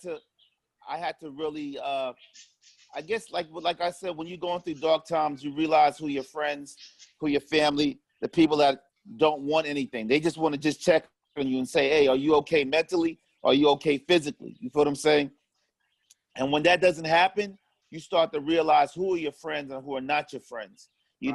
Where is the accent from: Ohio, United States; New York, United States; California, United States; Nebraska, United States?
New York, United States; New York City; also born or lived in Harlem; I grew up in Harlem, but was raised in Far Rockaway, Queens